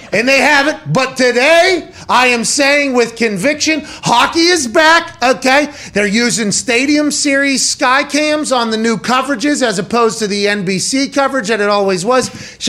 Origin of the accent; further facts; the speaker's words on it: Pittsburgh, Pennsylvania, United States; growing up in Pittsburgh, Pens were my team